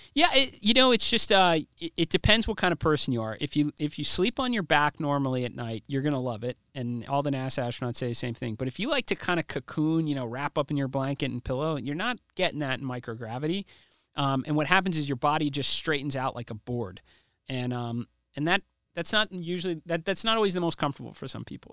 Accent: United States; I'm an American

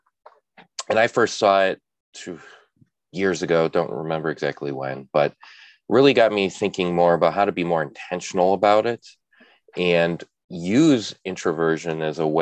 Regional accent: Chicago, Illinois, United States; being a Midwesterner in Chicago

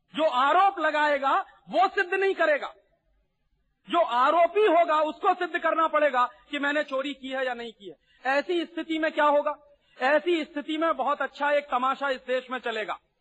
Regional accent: Allahabad, Uttar Pradesh, India; मेरे शहर में

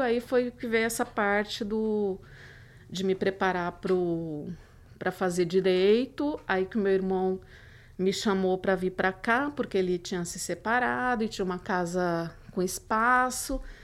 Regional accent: Codó, Maranhão, Brazil; moved away; uma que fica no interior do Maranhão

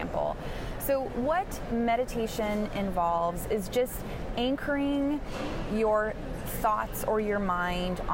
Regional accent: Canada; I'm Canadian

